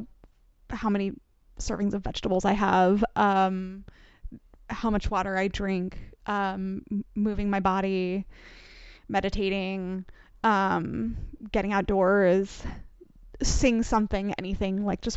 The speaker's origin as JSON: {"language": "English", "region": "New York", "country": "United States", "said": "We're both from New York"}